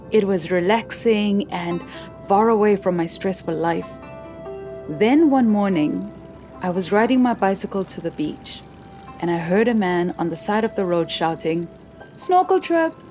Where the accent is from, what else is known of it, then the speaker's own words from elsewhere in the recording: Soweto, Gauteng, South Africa; I grew up in Soweto, a community in the city of Johannesburg, which is the capital of South Africa. The closest beach was six hours from my town.